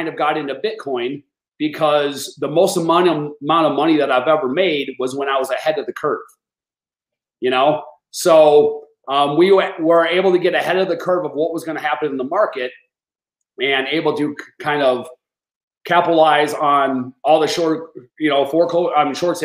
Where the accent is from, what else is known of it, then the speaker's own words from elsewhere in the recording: Madison, Wisconsin, United States; moved away; I'm originally from Madison, Wisconsin